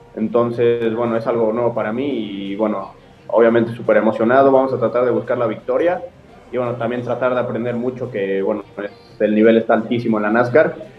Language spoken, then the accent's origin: Spanish; Mexico; como mexicano